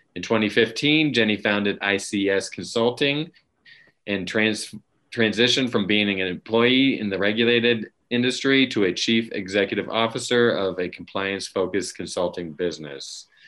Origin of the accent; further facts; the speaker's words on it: Virginia, United States; my home state of Virginia